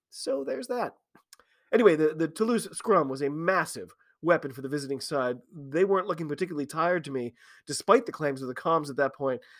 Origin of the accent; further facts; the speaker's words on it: United States; I'm an American rugby fan